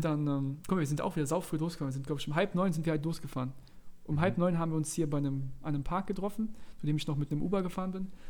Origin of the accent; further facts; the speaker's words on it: Mainz, Rhineland-Palatinate, Germany; wir kommen aus Mainz